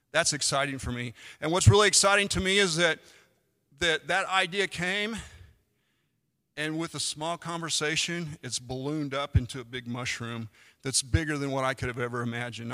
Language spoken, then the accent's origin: English; United States; I'm an American